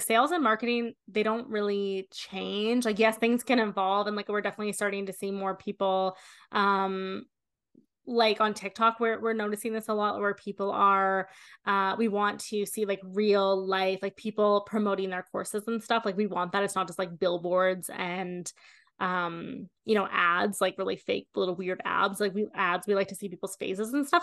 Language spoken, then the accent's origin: English; Canada; I'm Canadian.